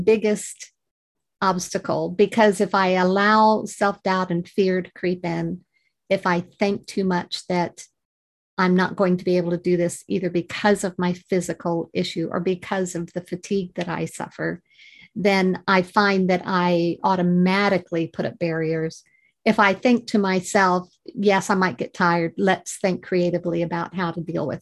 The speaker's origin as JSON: {"language": "English", "region": "Missouri", "country": "United States", "also_born_or_lived": "Georgia, United States", "moved": "as an adult", "lives_now": "United Kingdom", "said": "I originate from Missouri"}